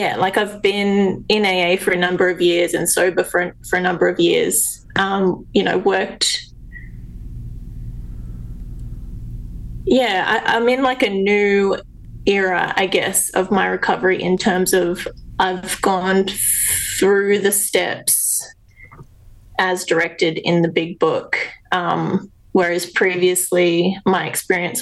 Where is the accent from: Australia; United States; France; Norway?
Australia; also born or lived in South Australia; I'm Australian